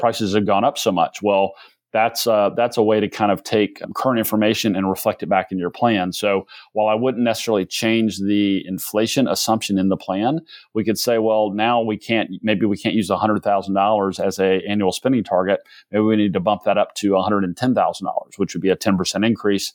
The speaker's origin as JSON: {"language": "English", "town": "Athens", "region": "Georgia", "country": "United States", "tie": "born or raised there", "also_born_or_lived": "Atlanta, Georgia / South Carolina", "said": "I did most of my growing up in Athens, Georgia, which is right up the road, home of the University of Georgia"}